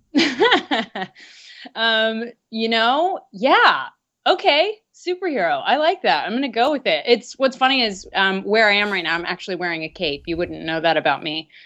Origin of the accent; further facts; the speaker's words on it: Dayton, Ohio, United States; I am originally from Dayton, Ohio. And growing up there